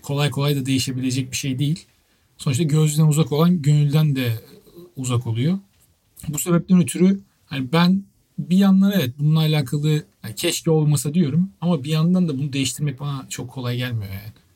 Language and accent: Turkish; Turkey; moved away as an adult; now in United Kingdom; ben Türk'üm diyeceğim yani bu, bu kadar basit hani ben Türkiye'den geldim